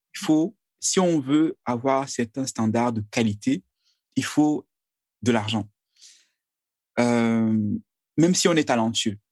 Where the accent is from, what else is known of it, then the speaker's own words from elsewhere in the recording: Menoua, West, Cameroon; je suis Camerounais, je, je suis euh, de la Menoir